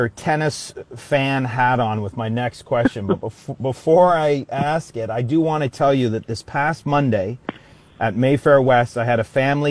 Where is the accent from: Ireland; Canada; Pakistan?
Canada; And for me, as a Canadian, my eyes welled up.